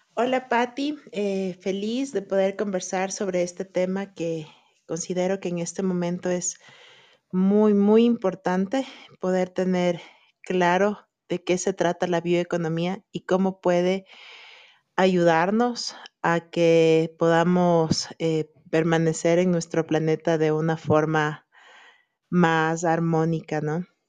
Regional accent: Ecuador; en países como el nuestro

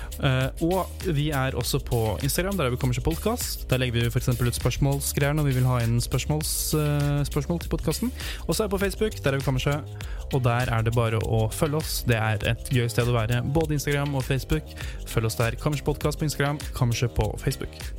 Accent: Hamar, Innlandet, Norway; hjemme i Hamar, i Ottestad

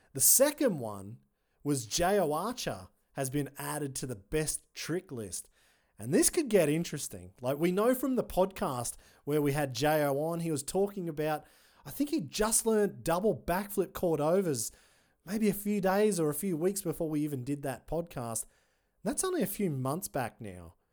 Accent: Australia; I'm an Aussie

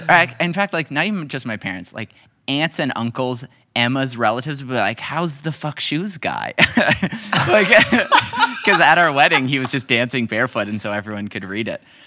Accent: Canada; also born or lived in Hamilton, Ontario; I'm a Canadian. I live in Hamilton, Ontario.

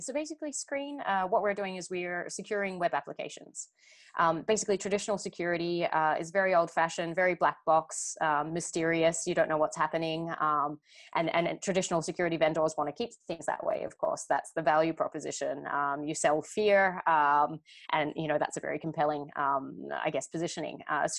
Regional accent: Sydney, New South Wales, Australia; moved away as an adult; now in Paris, France; So my accent's a little bit messed up these days, but I am originally from Sydney, Australia. I moved to Paris around about 7 years ago

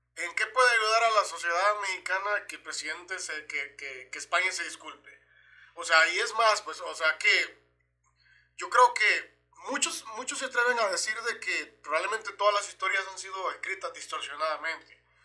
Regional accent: El Salvador; moved away; yo como salvadoreño

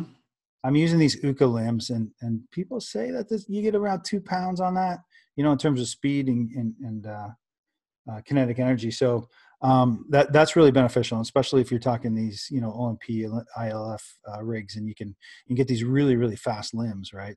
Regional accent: Canada; I'm a Canadian

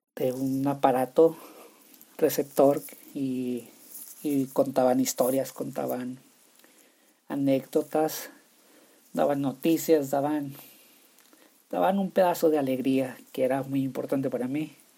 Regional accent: Nuevo Casas Grandes, Chihuahua, Mexico; Yo nací en Nuevo Casas Grandes, Chihuahua, soy de Chihuahua, puedo decir mochila, chorizo, salchicha, chicharrón, y se va a escuchar raro si gente de otras partes escuchan esto.

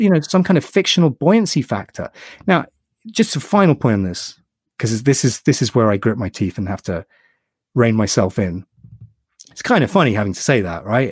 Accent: United Kingdom; I'm British

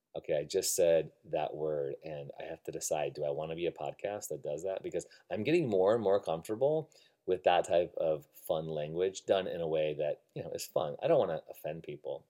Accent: Illinois, United States; moved away as an adult; also born or lived in Evanston, Illinois / Algonquin, Illinois / Buffalo Grove, Illinois / Rockford, Illinois; now in Redwood City, United States; I moved out from Chicago, Illinois, born and uh, raised 20 some years of my life in Illinois

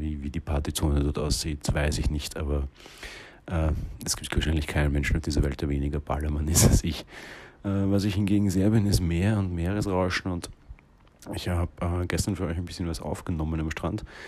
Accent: Vienna, Austria; Wir kommen ja aus Wien

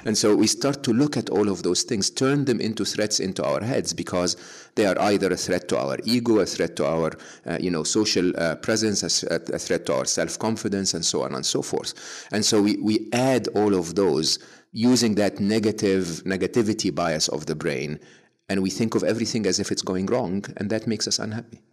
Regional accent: Egypt; moved away as an adult; growing up in Egypt

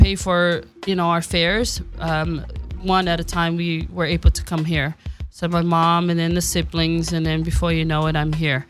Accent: Samoa; moved away; I am from Upolu, Western Samoa. I grew up there all my life and went to school

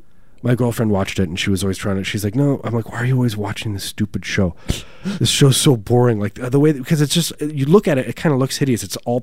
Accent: Chicagoland, Illinois, United States; born or raised there

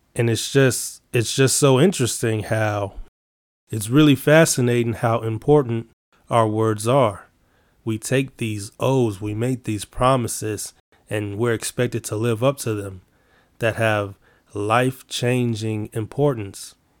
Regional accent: Chicago, Illinois, United States; I'm from Chicago.

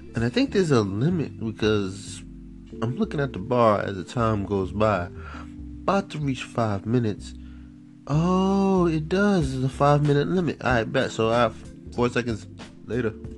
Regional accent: New York, United States; now in Florida, United States; I'm from New York, but I'm living in Florida

